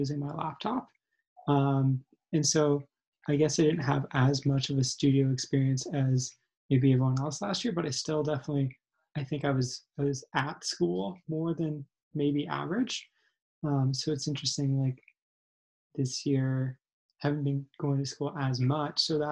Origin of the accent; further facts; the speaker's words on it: Calgary, Alberta, Canada; also born or lived in Victoria; I am originally from Calgary